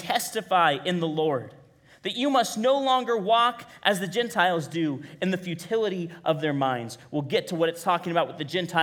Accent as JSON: {"language": "English", "town": "Bakersfield", "region": "California", "country": "United States", "tie": "born or raised there", "moved": "yes", "lives_now": "Kingsburg, United States", "said": "I grew up in Bakersfield"}